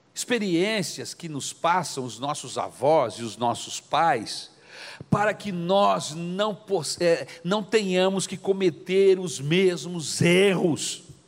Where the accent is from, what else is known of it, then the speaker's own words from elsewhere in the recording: Brazil; nós que somos brasileiros, por causa da nossa cultura católica